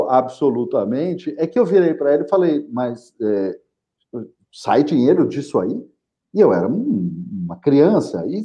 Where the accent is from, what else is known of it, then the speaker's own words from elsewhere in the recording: São José dos Campos, São Paulo, Brazil; eu nasci em São José dos Campos.